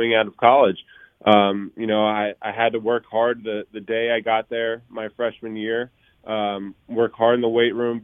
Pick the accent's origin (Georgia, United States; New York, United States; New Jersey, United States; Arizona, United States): New Jersey, United States; now in Philadelphia, United States; I'm from New Jersey.